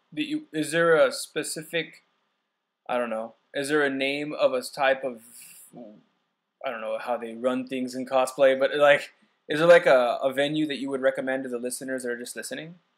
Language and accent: English; San Diego, California, United States; moved away; I'm from San Diego